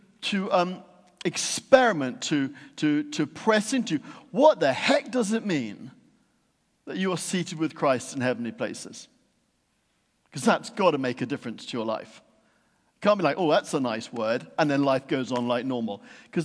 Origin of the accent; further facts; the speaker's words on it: Yorkshire and the Humber, United Kingdom; When I was growing up in Yorkshire, there was one near us at a place called Menwith Hill